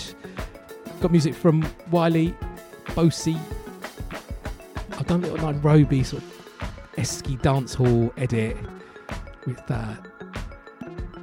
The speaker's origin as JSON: {"language": "English", "region": "London", "country": "United Kingdom", "tie": "born or raised there", "said": "a little Asian kid growing up in East London"}